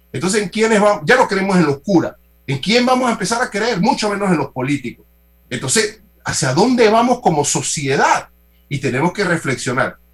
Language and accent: Spanish; Panama; nosotros asumir como panameños